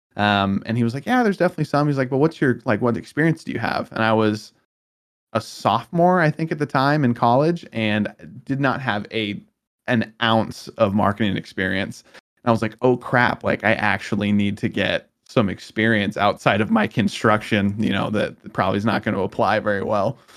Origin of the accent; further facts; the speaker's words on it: Southern California, United States; moved away as an adult; also born or lived in Oregon; I was originally from Southern California